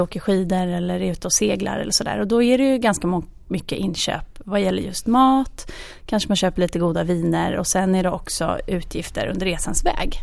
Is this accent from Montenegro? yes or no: no; Oslo, Norway; now in Stockholm, Sweden; både min mamma och jag är från Oslo så har ju vi våra familjer där